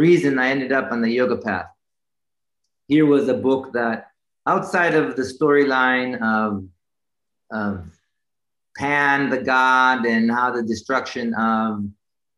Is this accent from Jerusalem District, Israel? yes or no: yes; Jerusalem, Jerusalem District, Israel; moved away as an adult; now in United States; Growing up in Israel, so I was born and raised in Jerusalem